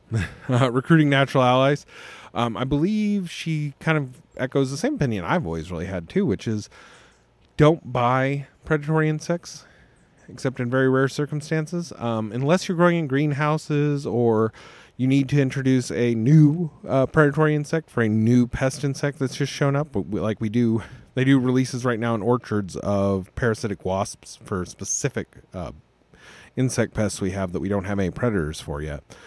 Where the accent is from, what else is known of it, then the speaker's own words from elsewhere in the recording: Las Vegas, Nevada, United States; I also wasn't born in Tennessee, but I was born in Las Vegas.